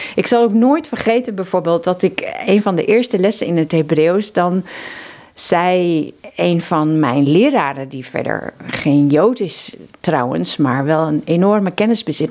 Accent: Zeeland, Netherlands; moved away as an adult; now in Mozambique; ik ben zelf een Zeeuwse

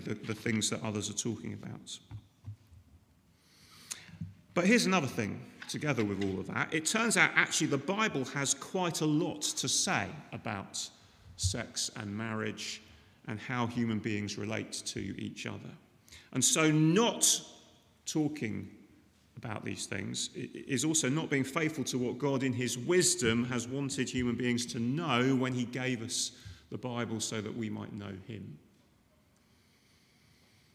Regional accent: United Kingdom; I'm British

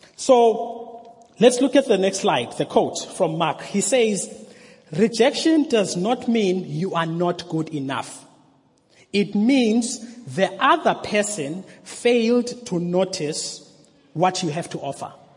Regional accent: Mthatha, Eastern Cape, South Africa; I am from Umtata

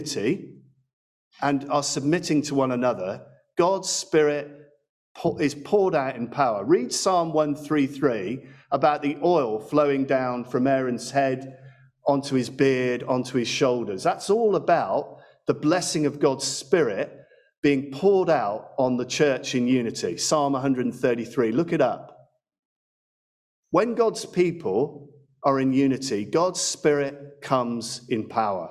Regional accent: England, United Kingdom; give thanks as English people

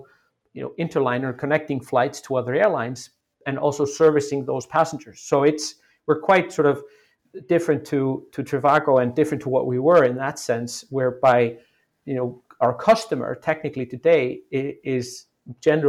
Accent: Iceland; moved away as an adult; also born or lived in United States; I'm originally from Iceland, and I went to school. I went to university in the U.S., moved back to Iceland when I was 25

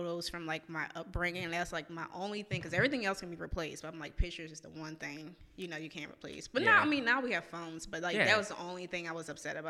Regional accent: New Orleans, Louisiana, United States; now in Jackson, United States; I'm originally from the 9th Ward, kind of grew up in the 7th Ward, kind okay. of. So I am from Roger Williams.

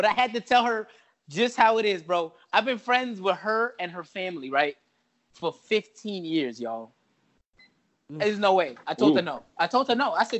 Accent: New York City, New York, United States; growing up in the Bronx

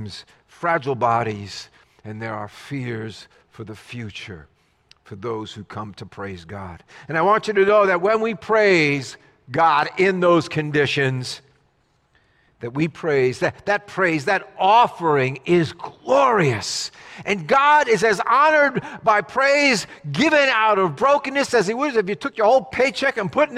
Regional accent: New Jersey, United States; As a kid growing up in Jersey

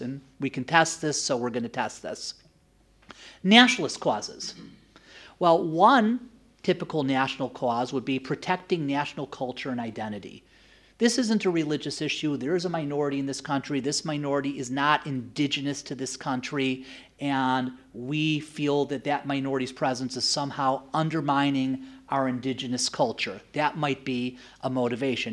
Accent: United States; moved away; I am originally from the US

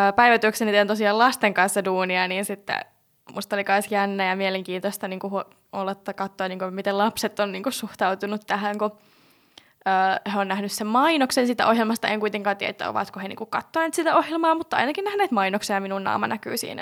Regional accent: Jyväskylä, Central Finland, Finland; moved away; mä oon alun perin siis Jyväskylästä kotoisin

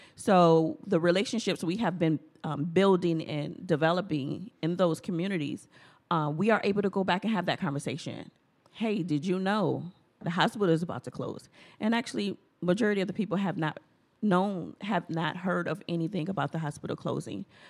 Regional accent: Milwaukee, Wisconsin, United States; a Black American born and raised in Milwaukee

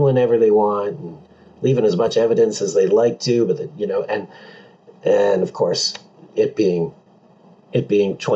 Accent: Pacific Northwest, United States; I grew up here in the Pacific Northwest

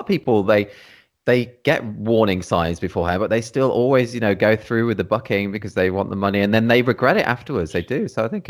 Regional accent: Birmingham, West Midlands, United Kingdom; moved away; I'm from Birmingham originally.

